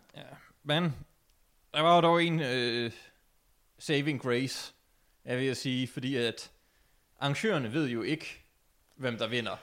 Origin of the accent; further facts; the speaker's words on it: Denmark; som dansker